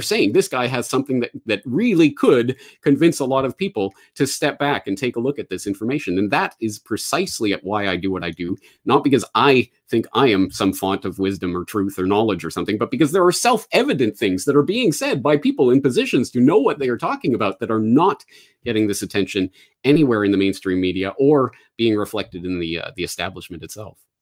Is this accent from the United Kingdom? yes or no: no; Canada; moved away as an adult; also born or lived in Ireland / Japan; I am a Canadian, born and raised